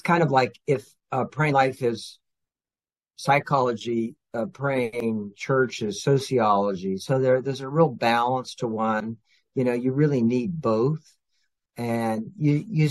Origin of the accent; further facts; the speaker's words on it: California, United States; also born or lived in Oregon; I grew up out in California and Oregon, so I'm a West Coast Californian